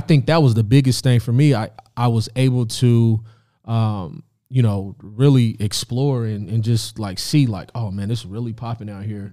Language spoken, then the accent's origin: English; Indianapolis, Indiana, United States; moved away as an adult; also born or lived in Rantoul, Illinois; now in Los Angeles, United States; I moved to Indianapolis when I was three years old.